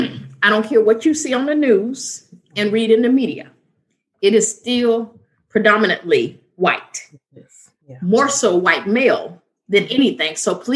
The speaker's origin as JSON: {"language": "English", "town": "Chicago", "region": "Illinois", "country": "United States", "moved": "yes", "lives_now": "Alabama, United States", "said": "I'm from Chicago. And now I reside in Alabama."}